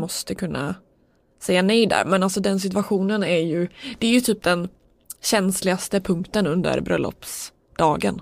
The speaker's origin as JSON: {"language": "Swedish", "country": "Sweden", "said": "som svensk tycker jag att det är så konstigt"}